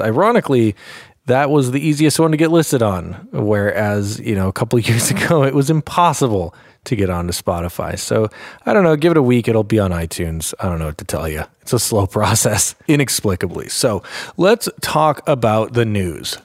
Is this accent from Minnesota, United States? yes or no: yes; Minneapolis, Minnesota, United States; Anime Detour, my hometown convention from Minneapolis